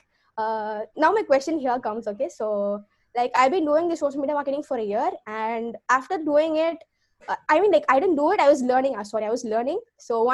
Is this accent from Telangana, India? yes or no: no; Tamil Nadu, India; now in Chennai, India; I am from Tamil Nadu